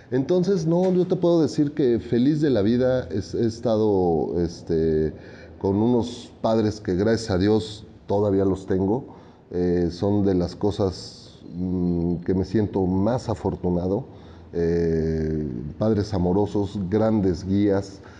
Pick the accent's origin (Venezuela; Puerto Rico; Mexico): Mexico; Mexico City; Yo soy oriundo de la Ciudad de México. Aquí nací y crecí y trabajo.